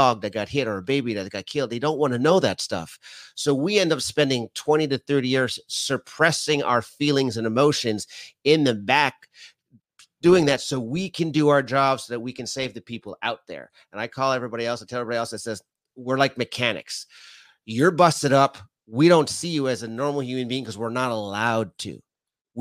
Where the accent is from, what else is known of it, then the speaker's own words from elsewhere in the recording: Canada; being Canadian